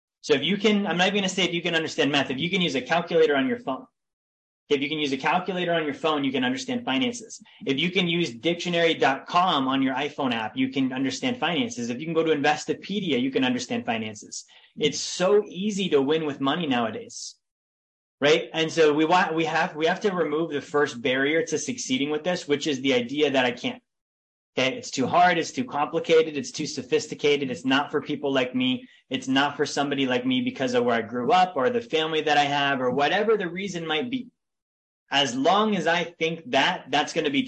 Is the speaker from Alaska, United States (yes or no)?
yes; Big Lake, Alaska, United States; I grew up in a town in Alaska called Big Lake.